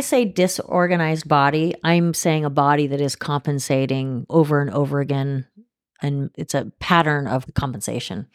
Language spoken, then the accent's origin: English; Oregon, United States; also born or lived in Los Angeles, California / Switzerland / San Diego / Geneva; now in Manitowoc, United States; I was born in L A, and I grew up in Oregon. I grew up in a small town in Oregon on a farm